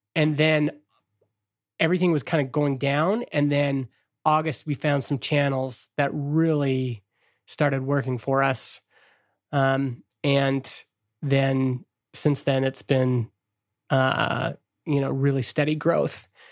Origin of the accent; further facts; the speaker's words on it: Stony Plain, Alberta, Canada; I'm a kid from Stony Plain, Alberta